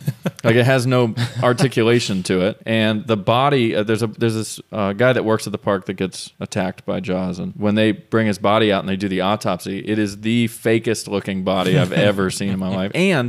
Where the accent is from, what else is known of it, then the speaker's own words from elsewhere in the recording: Orlando, Florida, United States; I grew up in Orlando